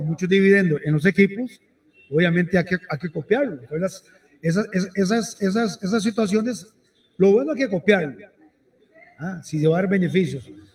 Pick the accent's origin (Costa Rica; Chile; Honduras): Costa Rica; como ticos